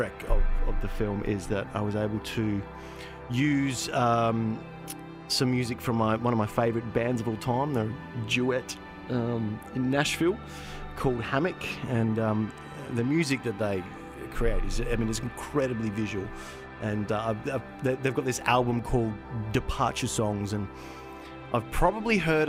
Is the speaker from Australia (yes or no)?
yes; Busselton, Western Australia, Australia; We grew up in Busselton